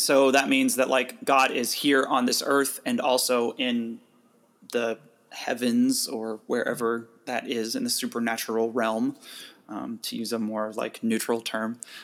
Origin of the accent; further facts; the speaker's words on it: United States; growing up in the United States